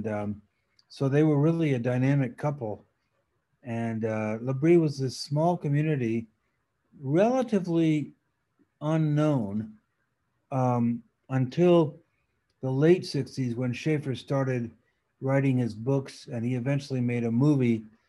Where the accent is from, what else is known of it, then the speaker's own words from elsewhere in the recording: Paris, Île-de-France, France; first language French; English is a second language; also born or lived in New York / Geneva; So I grew up in Paris, going to French school, and French was really my first language. And then we spent 7 years in New York, and then 20 years in Geneva, Switzerland.